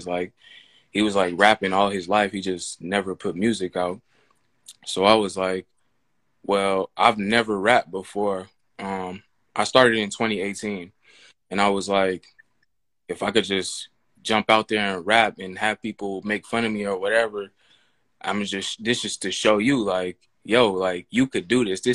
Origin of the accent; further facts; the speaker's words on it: Sacramento, California, United States; moved away as an adult; now in Atlanta, United States; I'm from Sacramento, California